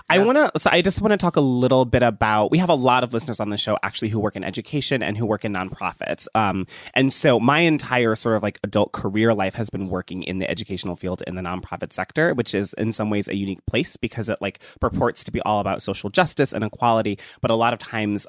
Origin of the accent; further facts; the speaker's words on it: Ohio, United States; I grew up in Ohio